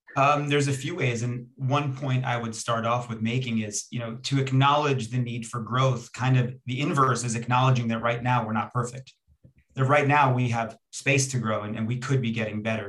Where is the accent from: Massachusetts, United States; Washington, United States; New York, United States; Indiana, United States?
New York, United States; Long Island; also born or lived in Israel; I was born in Israel and came to Long Island, New York when I was two years old